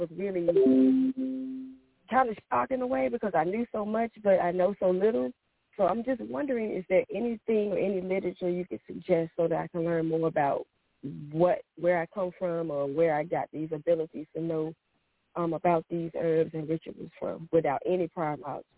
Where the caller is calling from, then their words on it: North Carolina, United States; I'm calling from North Carolina.